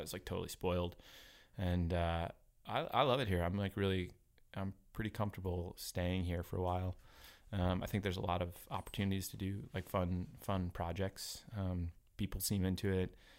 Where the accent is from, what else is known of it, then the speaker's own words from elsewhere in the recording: New Haven, Connecticut, United States; moved away as an adult; also born or lived in Philadelphia / New York; now in Portland, United States; I grew up on the East Coast in, uh, I grew up in Connecticut, New Haven, home of a pizza.